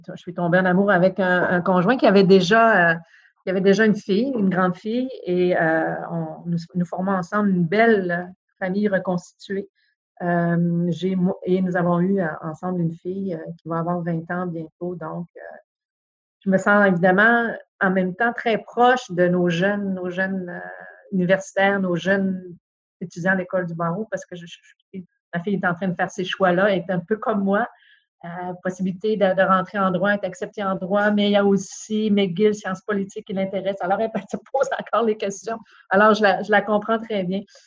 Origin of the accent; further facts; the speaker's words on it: Chicoutimi, Quebec, Canada; moved away as an adult; je suis une fille du Saguenay-Lac-Saint-Jean. Je suis née à Chicoutimi, euh, j'y ai, grandi.